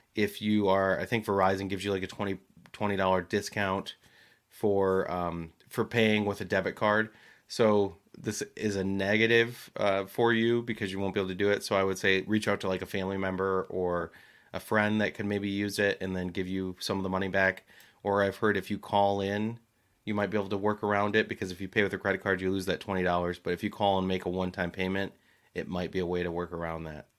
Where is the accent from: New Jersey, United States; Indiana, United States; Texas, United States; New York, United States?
New Jersey, United States; moved away; also born or lived in Michigan; as a boy growing up in Jersey